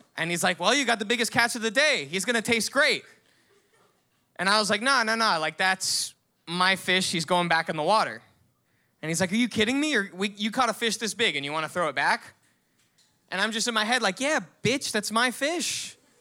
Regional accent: Miami, Florida, United States; growing up in Miami

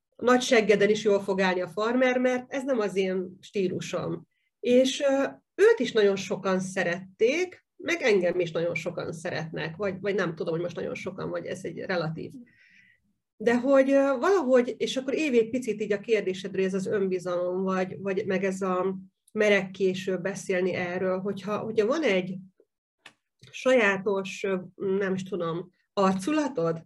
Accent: Hungary; én is vidéki vagyok

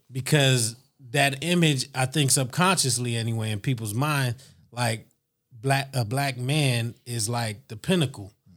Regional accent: Youngstown, Ohio, United States; now in Columbus, United States; we grew up in Youngstown

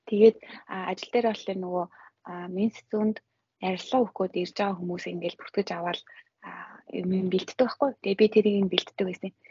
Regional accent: Mongolia; now in Japan; би монгол хүн

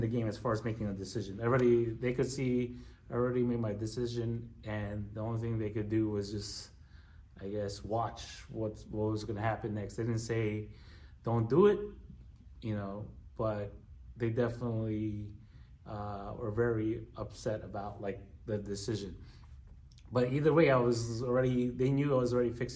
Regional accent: New York City, New York, United States; And me growing up in New York since the 80s

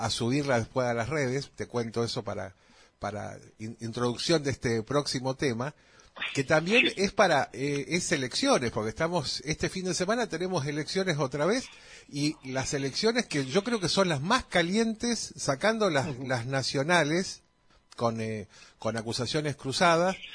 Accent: Buenos Aires Province, Argentina; Yo estoy en provincia de Buenos Aires, como corresponde.

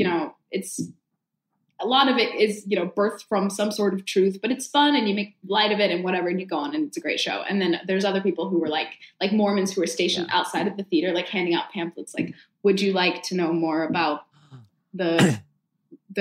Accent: San Jose, California, United States; moved away as an adult; also born or lived in Pittsburgh / Wales; I went straight to San Jose, which was my hometown

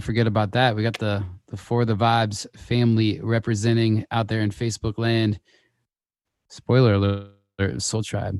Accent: Los Angeles, California, United States; I was born in California, actually.

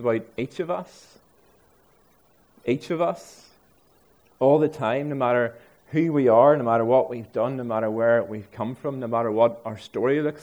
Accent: Ards, Northern Ireland, United Kingdom; I'm from Ards

